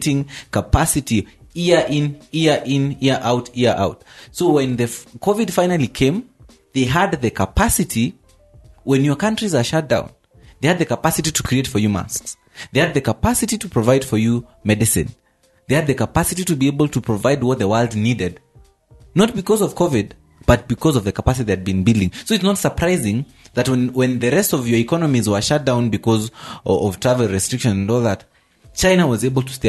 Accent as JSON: {"language": "English", "country": "Kenya", "said": "I am Kenyan."}